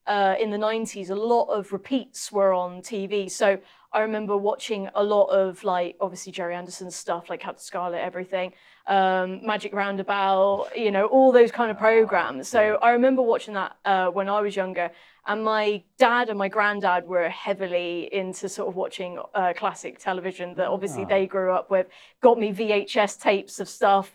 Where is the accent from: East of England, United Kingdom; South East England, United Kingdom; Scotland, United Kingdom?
East of England, United Kingdom; Norwich; also born or lived in Bristol; I was born in Bristol, but I actually lived most of my younger years in Norwich